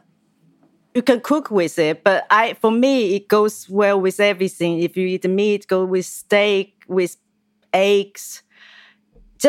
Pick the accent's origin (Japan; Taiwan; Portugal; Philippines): Taiwan; moved away as an adult; now in London, United Kingdom; I'm from Taiwan, but I based in London for many years